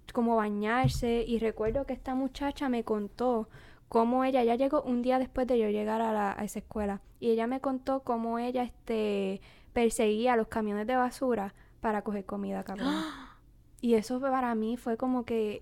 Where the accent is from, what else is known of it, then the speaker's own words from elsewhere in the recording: Naranjito, Puerto Rico; moved away as an adult; also born or lived in Corozal, Puerto Rico; now in United States; yo vengo de Naranjito y Corozal